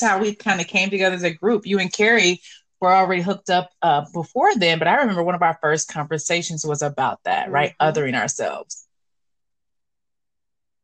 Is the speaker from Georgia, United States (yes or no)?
yes; Georgia, United States; roots in the South, but I grew up in Georgia